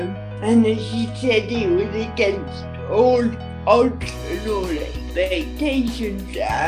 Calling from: Lincolnshire, East Midlands, United Kingdom; I'm calling from Lincolnshire in the East Midlands.

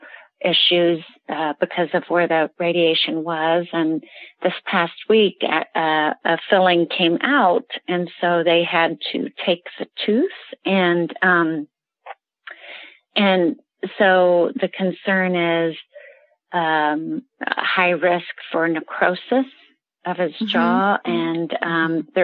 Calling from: Kansas City, United States; I'm calling from Kansas City

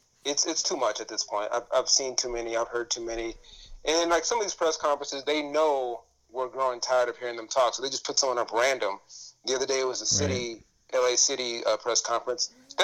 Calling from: Downey, California, United States; I'm calling in from Downey, California.

